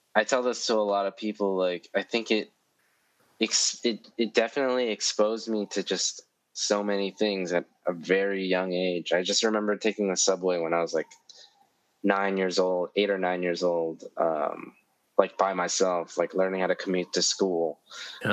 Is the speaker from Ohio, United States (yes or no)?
no; New York City, New York, United States; I grew up in East Harlem. Uh, like my childhood was all in East Harlem